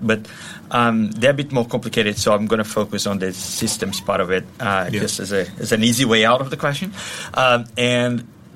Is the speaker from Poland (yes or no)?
no; Brazil; moved away as an adult; also born or lived in Australia / London, United Kingdom; I'm originally from Brazil, and back then, I worked for various different companies.